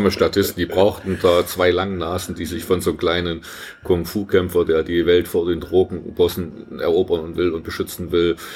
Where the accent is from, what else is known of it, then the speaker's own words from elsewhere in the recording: East Germany, Germany; Wir hatten ja keine andere Sprachkenntnisse, keine Ahnung von anderen Kulturen als Ostdeutsche.